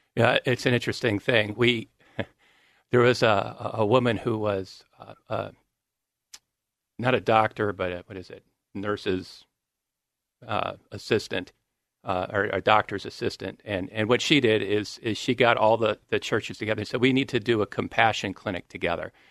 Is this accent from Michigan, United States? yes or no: yes; Grand Blanc, Michigan, United States; moved away; where I grew up is in, uh, Michigan, Grand Blanc, Michigan.